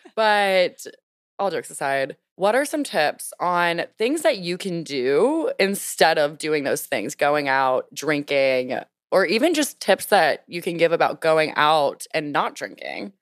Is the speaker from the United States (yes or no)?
yes; Louisiana, United States; now in Washington, D.C., United States; coming from a small town, Louisiana, or just deep South